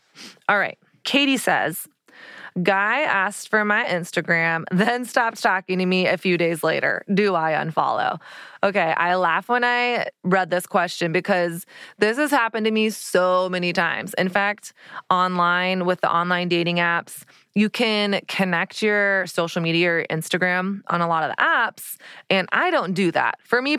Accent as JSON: {"language": "English", "town": "Dallas", "region": "Texas", "country": "United States", "said": "And I realized, oh, I am from Dallas, Texas, where every woman has fake tan, fake boobs, fake eyelashes, hair extensions, Botox, like lip fillers, everything."}